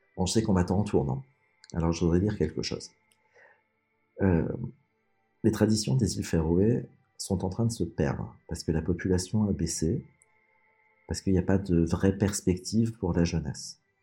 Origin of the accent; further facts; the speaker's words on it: France; en tant que Français